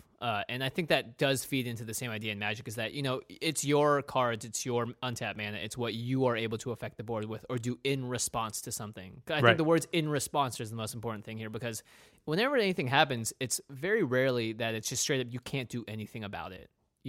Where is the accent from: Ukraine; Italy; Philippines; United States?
United States; Pacific Northwest; We grew up in the Pacific Northwest.